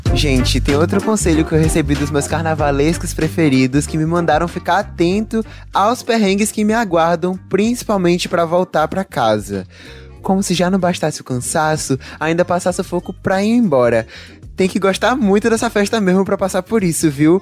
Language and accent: Portuguese; Salvador, Bahia, Brazil; meu registro de baiano, soterapolitano e cabuloso, que é como me chamam por ser nascido e criado no Cabula